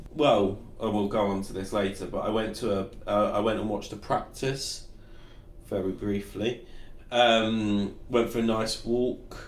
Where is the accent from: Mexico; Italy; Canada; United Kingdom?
United Kingdom; I would go in as a Brit